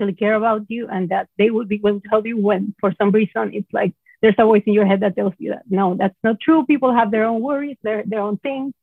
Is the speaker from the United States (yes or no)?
no; Venezuela; moved away as an adult; I'm originally from Venezuela